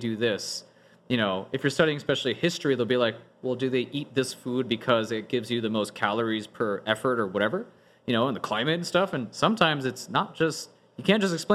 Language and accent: English; United States; as an American in Europe